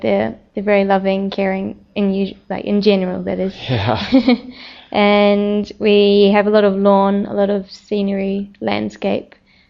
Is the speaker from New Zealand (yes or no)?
yes; New Zealand; Growing up in New Zealand is very free.